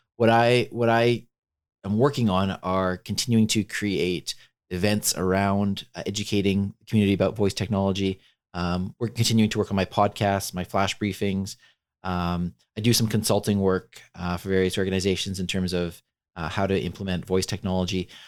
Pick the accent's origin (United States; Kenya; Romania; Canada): Canada; I'm Canadian